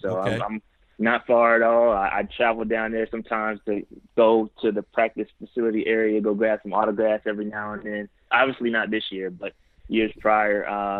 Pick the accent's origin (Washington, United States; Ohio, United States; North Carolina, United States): North Carolina, United States; Fayetteville; now in Charlotte, United States; So I'm originally from Fayetteville. I was born in Georgia, but we won't go that route. I call Fayetteville, North Carolina home.